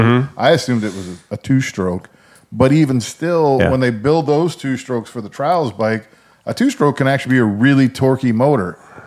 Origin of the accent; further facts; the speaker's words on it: Ohio, United States; I'm from Ohio.